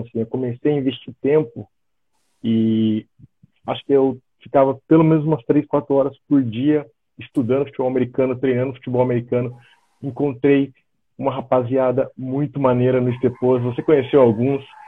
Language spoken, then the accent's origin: Portuguese; São José dos Campos, São Paulo, Brazil; moved away as an adult; also born or lived in Florianópolis, Santa Catarina / southern Brazil; now in Germany; sou natural de São José dos Campos, São Paulo, então sou paulista